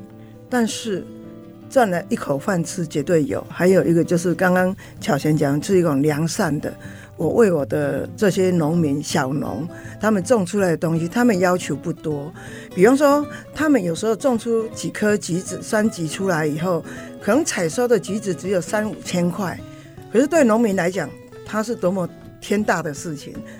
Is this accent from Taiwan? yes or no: yes; Taiwan; 因为我是闽南人，那时候他们就笑我说：“啊，你这个好农妈做的激酱还不错，比我们客家人好吃。”